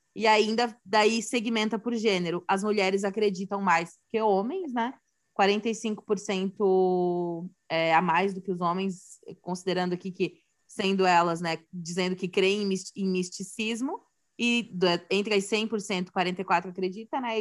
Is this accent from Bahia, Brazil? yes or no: no; Santa Catarina, Brazil; sou de Santa Catarina